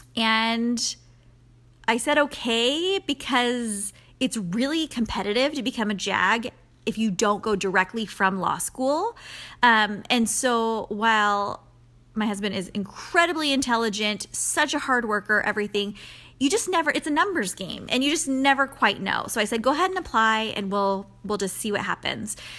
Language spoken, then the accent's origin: English; San Diego, California, United States; moved away; we're from San Diego, both Pete and I. So we were, um, friends in high school